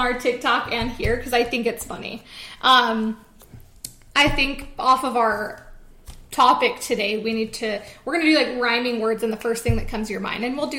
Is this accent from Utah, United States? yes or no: yes; Utah, United States; We're from Utah